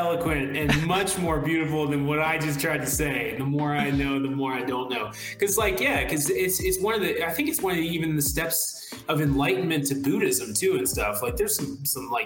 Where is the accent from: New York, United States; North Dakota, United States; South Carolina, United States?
South Carolina, United States; born or raised there